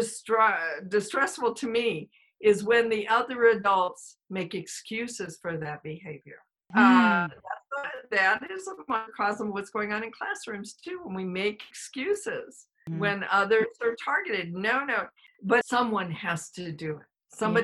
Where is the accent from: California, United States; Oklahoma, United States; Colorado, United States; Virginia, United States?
Colorado, United States; also born or lived in New York; I grew up in Colorado, but originally from New York